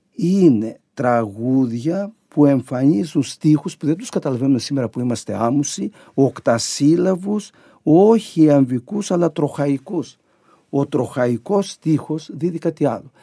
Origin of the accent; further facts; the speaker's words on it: Crete, Greece; moved away; στο χωριό μου